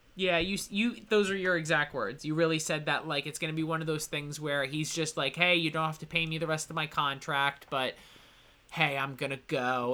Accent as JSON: {"language": "English", "country": "United States", "said": "I am an American"}